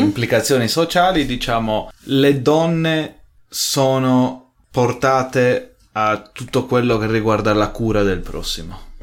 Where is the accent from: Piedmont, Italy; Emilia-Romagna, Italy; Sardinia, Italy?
Sardinia, Italy; moved away as an adult; now in Munich, Germany; sono nato e cresciuto in Sardegna